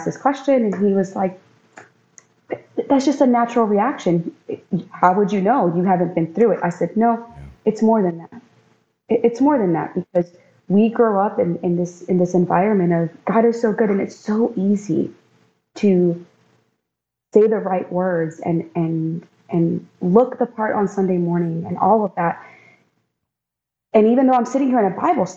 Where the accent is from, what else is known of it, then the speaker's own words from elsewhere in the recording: Maryland, United States; also born or lived in North Carolina; now in Florida, United States; I was born and raised in Maryland.